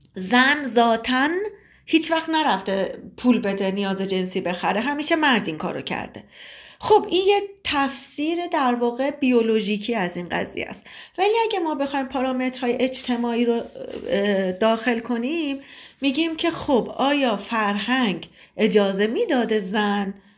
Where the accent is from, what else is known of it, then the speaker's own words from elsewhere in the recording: Tabriz, East Azerbaijan, Iran; سی و پنج سالمه متولد تبریزم